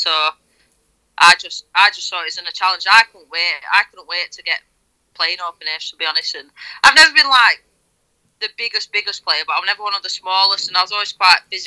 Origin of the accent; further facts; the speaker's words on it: Lancashire, North West England, United Kingdom; also born or lived in Rochdale; I'm not originally from Yorkshire. Lancashire born and bred.